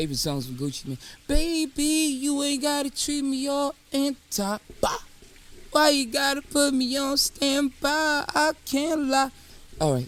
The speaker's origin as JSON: {"language": "English", "town": "New York City", "region": "New York", "country": "United States", "said": "I'm from New York."}